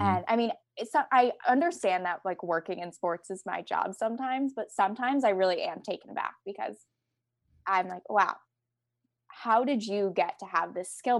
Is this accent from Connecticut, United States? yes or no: yes; Connecticut, United States; I grew up in Connecticut